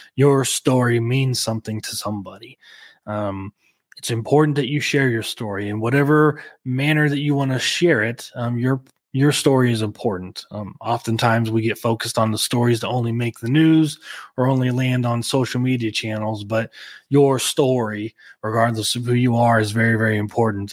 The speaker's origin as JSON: {"language": "English", "region": "Oklahoma", "country": "United States", "tie": "born or raised there", "said": "Small town, the alcohol laws. here in Oklahoma"}